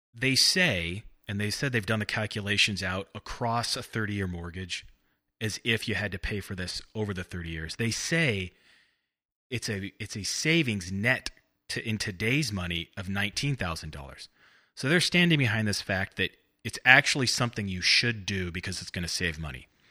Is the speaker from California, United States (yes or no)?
yes; Bakersfield, California, United States; also born or lived in Santa Barbara, California; grew up in Bakersfield